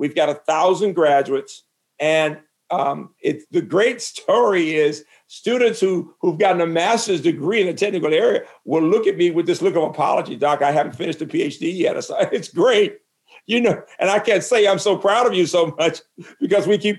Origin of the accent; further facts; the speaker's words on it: Birmingham, Alabama, United States; moved away; faculty members in my hometown in medicine at UAB in Birmingham